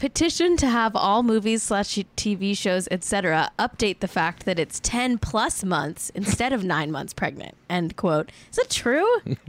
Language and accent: English; Los Angeles, California, United States; And I'm from Los Angeles.